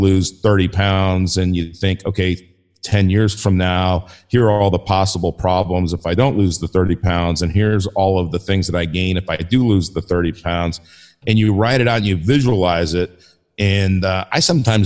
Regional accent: Los Angeles, California, United States; also born or lived in Denver; now in South Dakota, United States; I grew up in Los Angeles, and I'm living in Denver

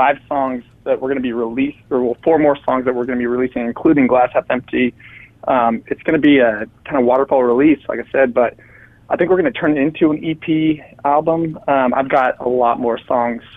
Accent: Northern California, United States; moved away as an adult; now in Nashville, United States; I'm originally from Northern California.

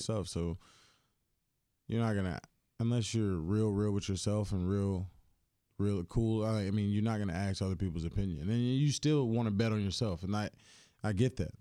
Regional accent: Greensboro, North Carolina, United States; now in Houston, United States; when I grew up, the farm league team, we were the Greensboro Bats

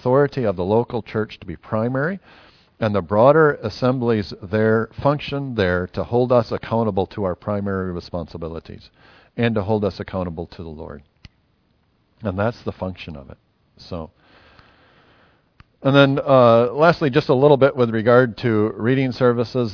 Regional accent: United States; now in New Zealand; As an American

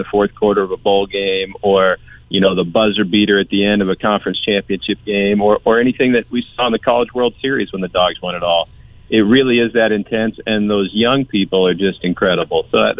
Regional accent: the Valley, California, United States; I grew up in the Valley.

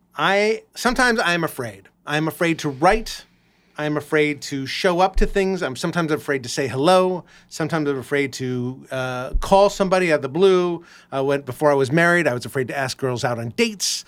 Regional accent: Los Angeles, California, United States; I grew up in Los Angeles

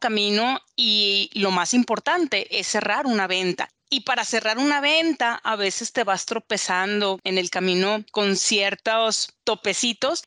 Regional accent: Culiacán, Sinaloa, Mexico; moved away as an adult; now in Guadalajara, Mexico; soy mexicana, nací en Culiacán, Sinaloa

